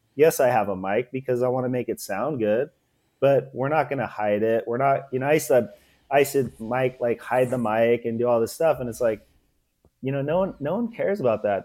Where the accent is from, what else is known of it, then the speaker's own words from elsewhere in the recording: Los Angeles, California, United States; also born or lived in Port Hueneme, California; I was born in Venice, California